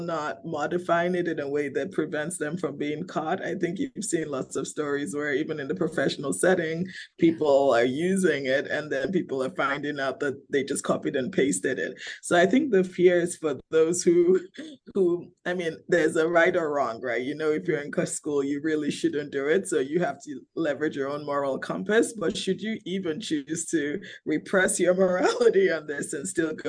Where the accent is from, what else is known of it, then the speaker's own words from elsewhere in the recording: Nigeria; my home country